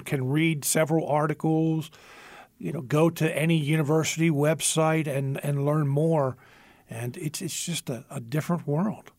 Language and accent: English; Philadelphia, Pennsylvania, United States; now in central Pennsylvania, United States; Growing up in the Philadelphia area